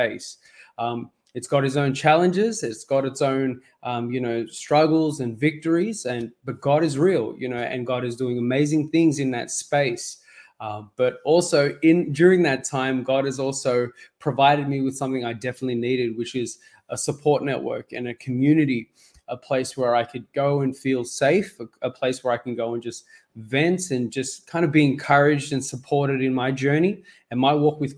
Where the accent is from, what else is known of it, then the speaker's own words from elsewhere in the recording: Sydney, New South Wales, Australia; also born or lived in Mauritius; I was born in Mauritius, and when I was young, my family and I, we came to Australia, and we've been Sydney-siders, and we've lived here ever since.